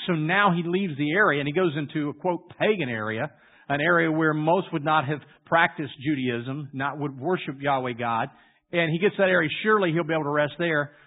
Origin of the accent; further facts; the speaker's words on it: Louisiana, United States; I grew up in Louisiana